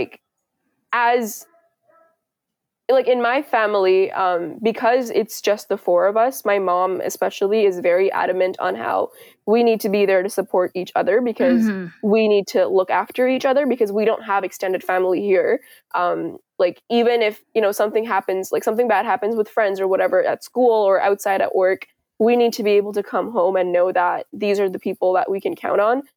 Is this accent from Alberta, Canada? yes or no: no; Richmond, British Columbia, Canada; also born or lived in India / Kuwait; we go to school in Richmond